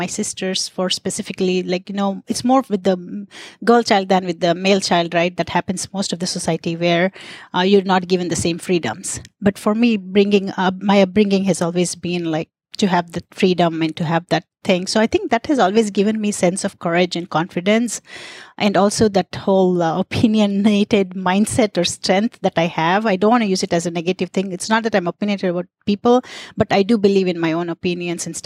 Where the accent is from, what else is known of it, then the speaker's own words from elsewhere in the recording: India; moved away; I was born in India to really progressive parents